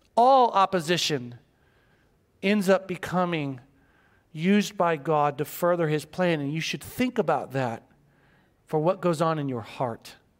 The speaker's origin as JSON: {"language": "English", "town": "Joplin", "region": "Missouri", "country": "United States", "tie": "born or raised there", "moved": "yes", "lives_now": "Guam", "said": "I was born in Joplin, Missouri. Small town, Missouri."}